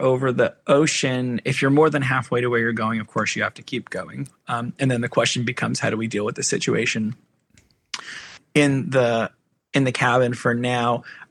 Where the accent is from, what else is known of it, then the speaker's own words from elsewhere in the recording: New Jersey, United States; Because like I'm from New Jersey